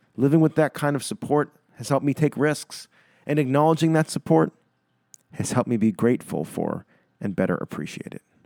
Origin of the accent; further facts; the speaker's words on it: Winchester, Massachusetts, United States; moved away; I'm writing this from Winchester, Massachusetts, where I'm currently spending a month living at home with my parents